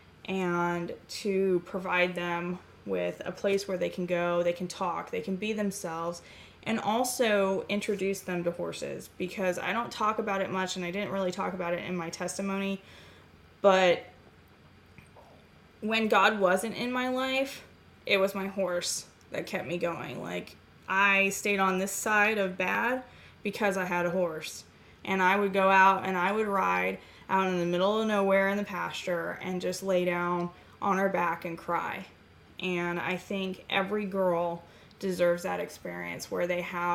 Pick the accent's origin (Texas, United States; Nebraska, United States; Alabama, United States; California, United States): California, United States; Ramona; I grew up in a little nothing town called Ramona, California, with my grandparents on a 100-acre